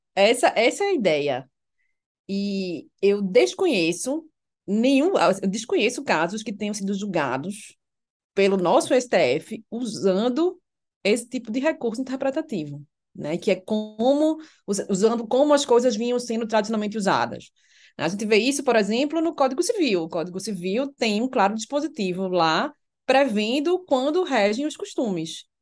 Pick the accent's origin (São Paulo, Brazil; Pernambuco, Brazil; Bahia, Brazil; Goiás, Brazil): Pernambuco, Brazil; Recife; moved away as an adult; now in Brasília, Brazil; você é de Recife, eu, sim